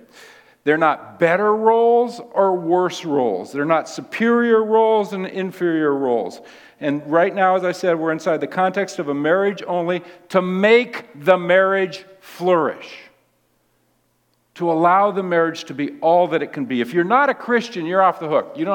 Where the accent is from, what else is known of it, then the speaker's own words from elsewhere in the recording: Seattle, Washington, United States; I was raised in Seattle